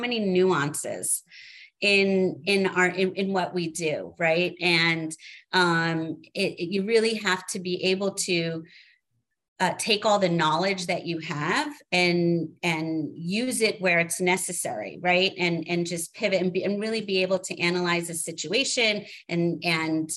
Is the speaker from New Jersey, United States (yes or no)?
yes; New Jersey, United States; moved away as an adult; also born or lived in Manhattan, New York / Seattle; I grew up in New Jersey.